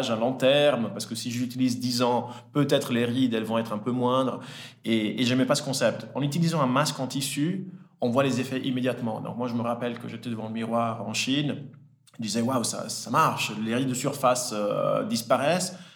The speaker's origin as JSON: {"language": "French", "country": "Switzerland", "tie": "born or raised there", "also_born_or_lived": "Italy", "said": "euh, j'ai 34 ans, euh, j'ai grandi en Italie, je suis né en Italie et je suis arrivé en Suisse à l'âge de, 10 ans. J'ai grandi entre Lausanne et Genève."}